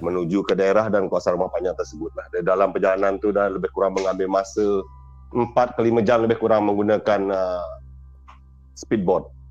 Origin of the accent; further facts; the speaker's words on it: Sarawak, Malaysia; saya berasal dari Seribu Sarawak